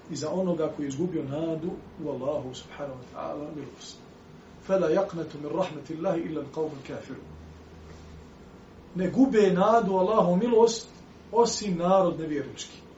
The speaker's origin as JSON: {"language": "Croatian", "country": "Bosnia & Herzegovina", "said": "na ovom lokalnom planu kod nas u Bosni"}